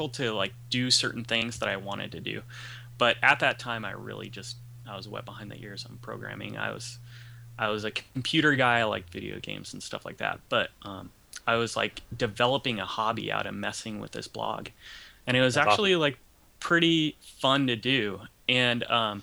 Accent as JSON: {"language": "English", "area": "Ventura County", "region": "California", "country": "United States", "said": "I'm from Ventura County, California"}